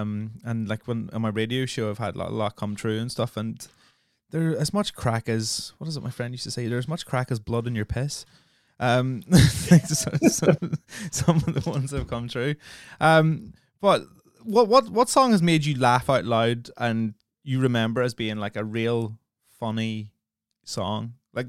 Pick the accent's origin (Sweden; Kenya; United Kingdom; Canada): United Kingdom; Northern Ireland; obviously growing up in Northern Ireland is very much like growing up in the north of England.